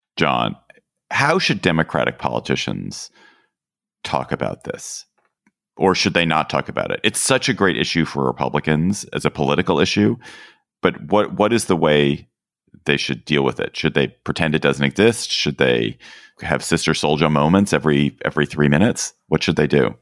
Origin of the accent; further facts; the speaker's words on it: Washington, District of Columbia, United States; here in my hometown of Washington, D C.